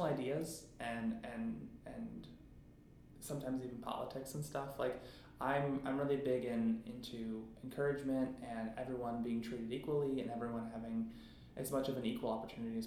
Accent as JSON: {"language": "English", "town": "North Royalton", "region": "Ohio", "country": "United States", "tie": "born or raised there", "said": "I grew up in North Royalton, which is about 20, 25 minutes south of Cleveland"}